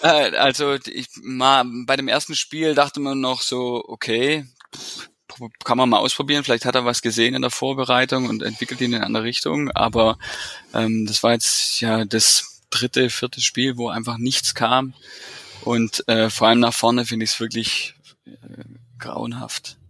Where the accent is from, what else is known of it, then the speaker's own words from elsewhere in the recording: Stuttgart area, Baden-Württemberg, Germany; also born or lived in Bremen; now in Stuttgart, Germany; komme äh, aus dem Umland von Stuttgart, aus dem Speckgürtel, äh, wohne jetzt seit sechs Jahren wirklich richtig in Stuttgart